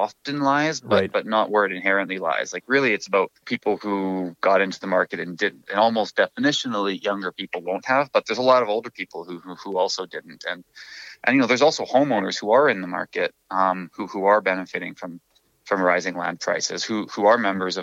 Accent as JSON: {"language": "English", "town": "Vancouver", "region": "British Columbia", "country": "Canada", "tie": "born or raised there", "also_born_or_lived": "Toronto", "said": "I grew up in Vancouver, and I live in Mount Pleasant again"}